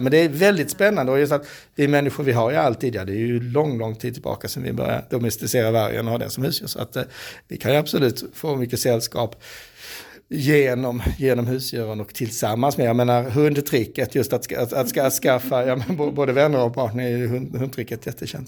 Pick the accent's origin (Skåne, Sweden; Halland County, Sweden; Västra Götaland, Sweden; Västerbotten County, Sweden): Skåne, Sweden; som skåning